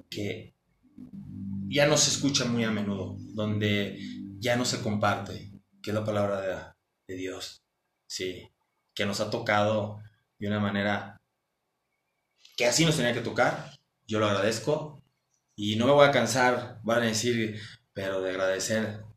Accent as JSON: {"language": "Spanish", "region": "Mexico City", "country": "Mexico", "said": "somos chilangos"}